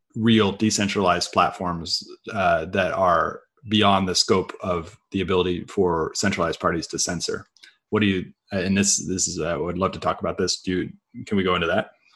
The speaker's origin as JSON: {"language": "English", "area": "Silicon Valley", "region": "California", "country": "United States", "tie": "born or raised there", "said": "growing up in Silicon Valley"}